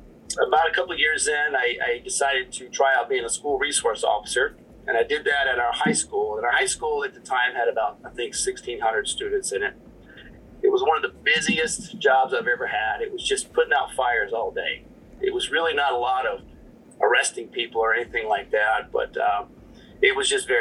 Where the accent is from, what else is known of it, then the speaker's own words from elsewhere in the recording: north of Pensacola, Northwest Florida, United States; accent: Southern drawl; moved away as an adult; I grew up in Northwest Florida, just north of Pensacola, right on the Florida-Alabama line